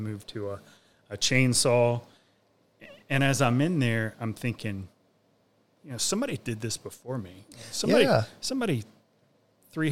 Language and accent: English; West Virginia, United States; now in Mississippi, United States; I'm from West Virginia